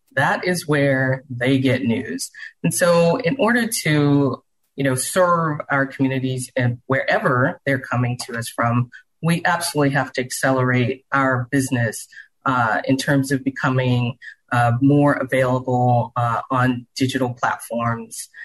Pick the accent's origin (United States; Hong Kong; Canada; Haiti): United States; Charleston, South Carolina; now in Houston, United States; I grew up in Charleston, South Carolina